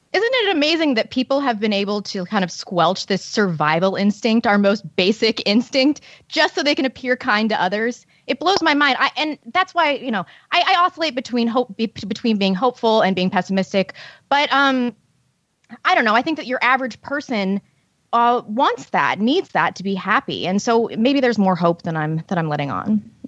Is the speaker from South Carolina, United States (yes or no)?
no; St. Louis, Missouri, United States; Saint Louis publication, which is my hometown